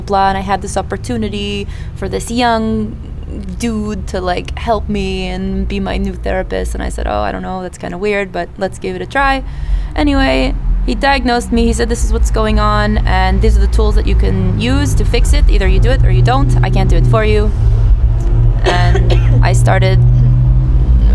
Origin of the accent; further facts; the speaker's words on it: Philadelphia, Pennsylvania, United States; moved away as an adult; also born or lived in Israel; I was born in the United States. I lived in Philadelphia for about 20 years. I finished university and I moved to Israel